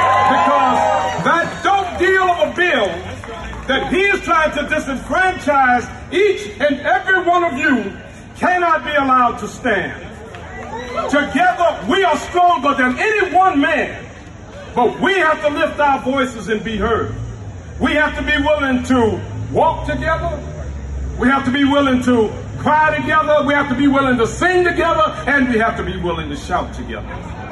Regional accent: Port Arthur, Texas, United States; No more sacrifice of communities like Lake Charles, Freeport, and my hometown in Port Arthur, Texas.

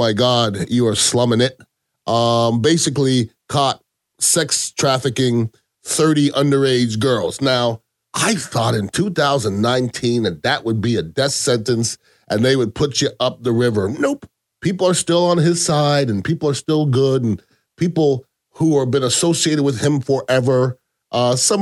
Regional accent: Canada; now in United States; I was born in Canada. I am an American citizen

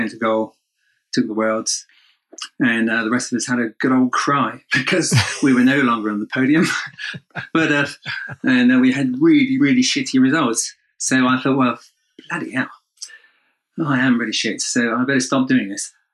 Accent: United Kingdom; I'm British, kind of used to bad weather

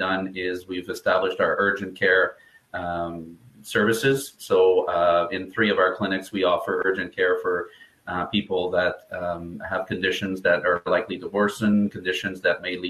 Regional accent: Canada; also born or lived in Ottawa, Ontario; I'm a Canadian physiotherapist. We're just outside of Ottawa, Ontario, so way north from you guys.

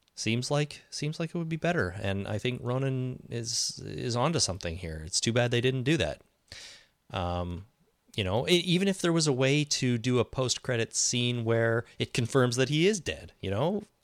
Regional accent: Canada; I'm Canadian.

